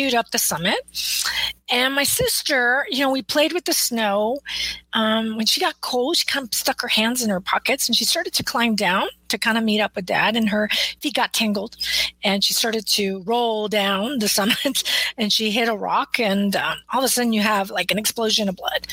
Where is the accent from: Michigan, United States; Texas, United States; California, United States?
Texas, United States; South; now in Austin, United States; I'm in Austin, Texas currently, but I grew up in South Texas.